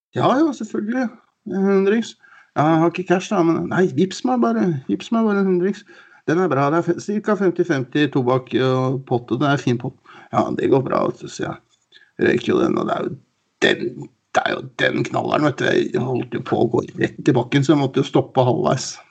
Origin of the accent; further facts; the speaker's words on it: Oslo, Norway; moved away; Jeg er jo fra Oslo, men jeg bodde, har bodd litt rundt omkring.